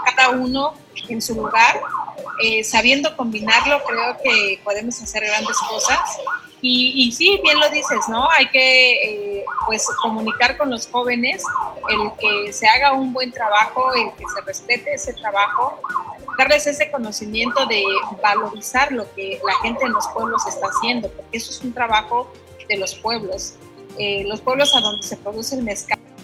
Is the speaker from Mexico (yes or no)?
yes; Mixteca region, Oaxaca, Mexico; now in Oaxaca City, Mexico